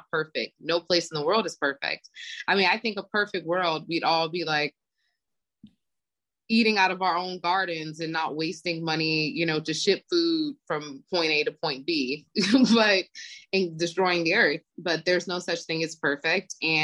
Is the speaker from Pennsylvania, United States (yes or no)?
yes; Philadelphia, Pennsylvania, United States; moved away as an adult; now in Barbados; I'm from Philadelphia.